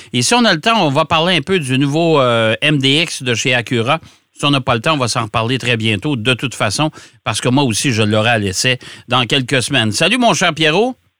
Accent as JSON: {"language": "French", "town": "Trois-Rivières", "region": "Quebec", "country": "Canada", "tie": "born or raised there", "said": "quand j'étais jeune, on avait un, chauffeur de taxi ici dans mon Mont-Patelin, à Trois-Rivières"}